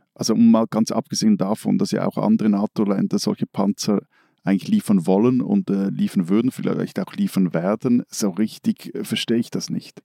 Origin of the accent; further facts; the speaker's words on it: Switzerland; als Schweizer